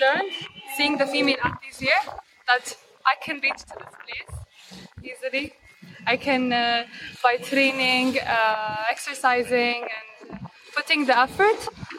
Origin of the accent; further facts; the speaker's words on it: Abu Dhabi, United Arab Emirates; I'm from Abu Dhabi